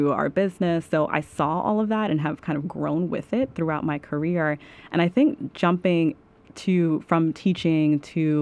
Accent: New York City, New York, United States; I'm from Staten Island

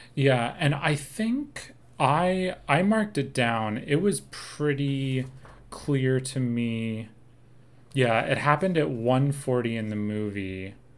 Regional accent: Seattle, Washington, United States; also born or lived in New York / New Jersey; now in New York/New Jersey, United States; I grew up in Seattle and now we live in New York, New Jersey

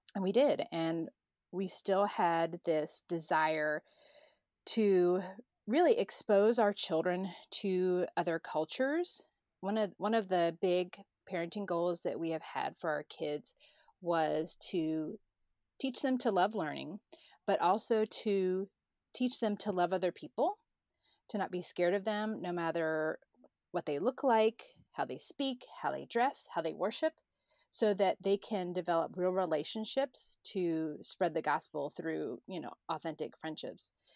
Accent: Florida, United States; moved away as an adult; also born or lived in Chapala, Mexico / United Arab Emirates; I'm from Florida.

